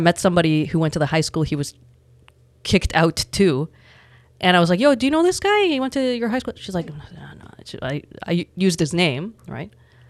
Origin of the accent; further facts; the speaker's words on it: Toronto, Ontario, Canada; And I grew up in Etobicoke, the west end of Toronto. You know, in a predominantly white neighborhood, predominantly white schools.